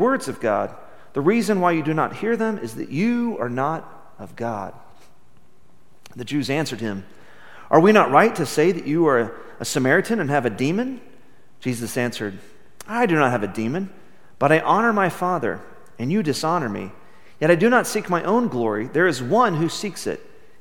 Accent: Midland, Texas, United States; I grew up in Midland, Texas, where everybody seemed to go to church on Sunday mornings

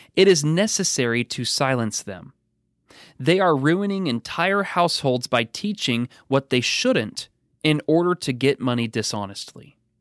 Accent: Pacific Northwest, United States; now in Kentucky, United States; growing up in the Pacific Northwest

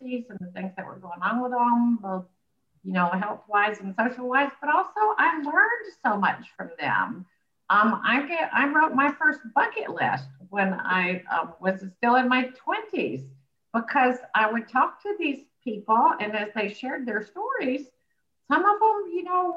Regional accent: Birmingham, Alabama, United States; as you can tell by my accent, I'm from Alabama originally, Birmingham

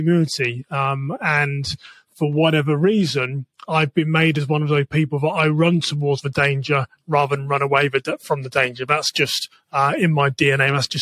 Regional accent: England, United Kingdom; moved away as an adult; now in United States; I'm from England

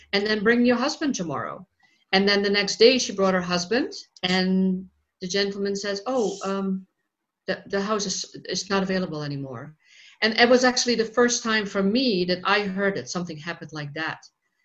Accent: Netherlands; moved away; I'm originally from the Netherlands, and I grew up there

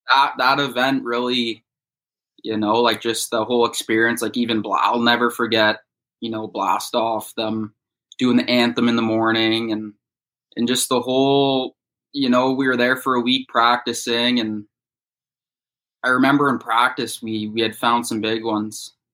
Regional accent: Bowmanville, Ontario, Canada; I'm from Bowmanville, Ontario, which is about an hour east of Toronto. I've lived here since I was five years old

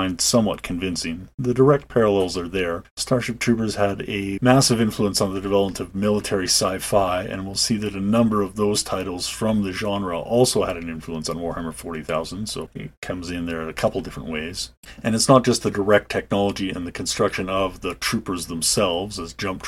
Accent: Calgary, Alberta, Canada; growing up in Calgary, Currie Barracks was a feature on the west end of town

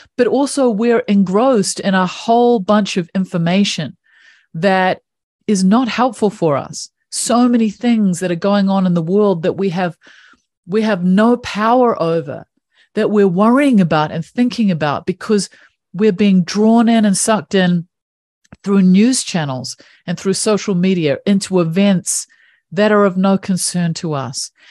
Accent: New Zealand; I grew up in New Zealand

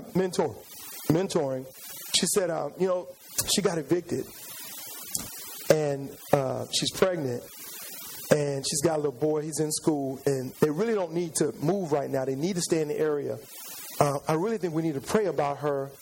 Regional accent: San Antonio, Texas, United States; moved away as an adult; now in Houston, United States; I came to Houston a long time ago to go to school. I'm originally from San Antonio, Texas

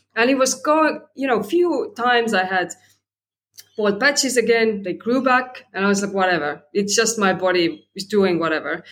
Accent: Estonia; now in Sydney, Australia; I'm in Australia, Sydney, right now. And originally, I'm from Estonia, so a bit of a global citizen

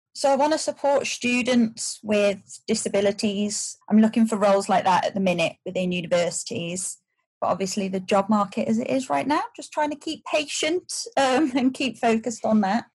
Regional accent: Shropshire, West Midlands, United Kingdom; moved away as an adult; also born or lived in United States; I grew up in Shropshire

